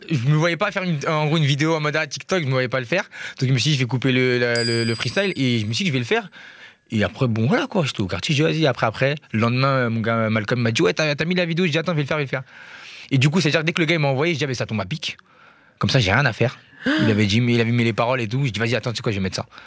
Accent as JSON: {"language": "French", "town": "Kita", "region": "Kayes Region", "country": "Mali", "said": "m'a famille à la Bamako, mais à la base, on vient de Kita."}